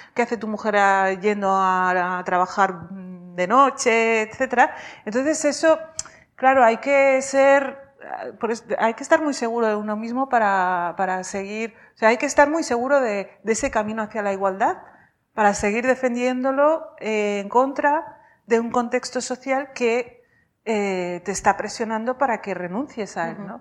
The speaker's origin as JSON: {"language": "Spanish", "town": "Vic", "region": "Catalonia", "country": "Spain", "tie": "born or raised there", "also_born_or_lived": "Rif, Morocco", "said": "nací en el RIF"}